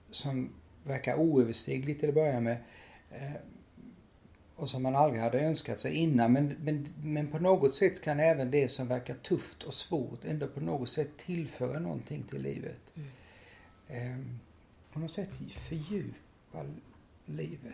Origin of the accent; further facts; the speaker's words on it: Lilla Rottne, Kronoberg County, Sweden; i Lilla Rottne där jag växte upp